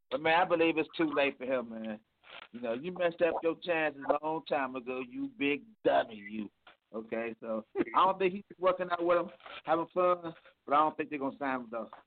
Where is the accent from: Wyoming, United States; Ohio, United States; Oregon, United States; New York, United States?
Ohio, United States; Cleveland; This is my hometown, Cleveland, Ohio, and just let you know how the land is.